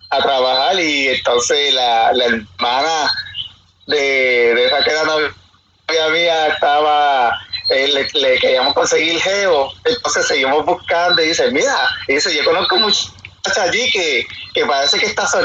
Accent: San Juan, Puerto Rico; soy de San Juan, Puerto Rico. Eh, tengo 36 años al momento.

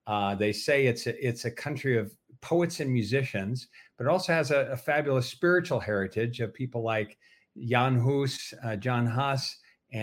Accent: Denver, Colorado, United States; moved away as an adult; also born or lived in Philippines / Germany; now in Czech Republic; I grew up in Denver, Colorado. I was born actually, although in the Philippines. I'm a second generation missionary, but grew up in Denver, Colorado.

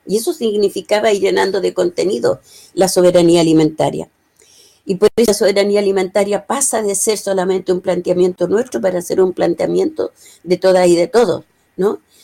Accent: Chile

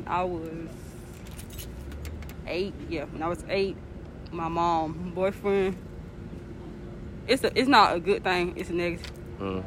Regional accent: Rocky Mount, North Carolina, United States; also born or lived in Greensboro, North Carolina; I'm from Rocky Mount, but I was born in Greensboro

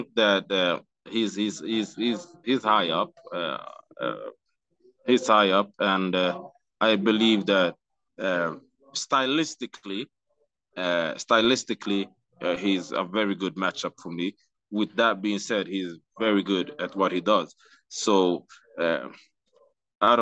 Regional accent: Stockholm, Stockholm County, Sweden; So I'm from Sweden as well.

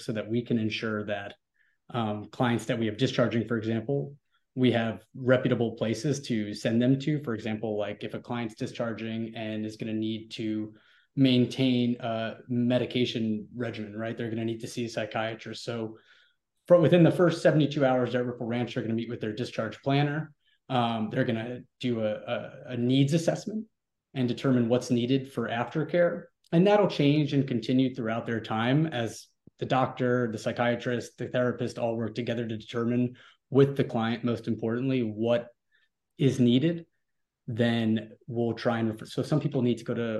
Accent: New York, United States; moved away as an adult; now in Texas, United States; I grew up in New York, but on a boardwalk

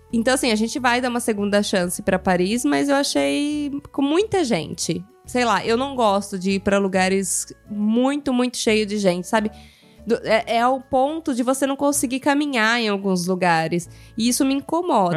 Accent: Brazil; moved away as an adult; now in Italy; eu sou brasileira

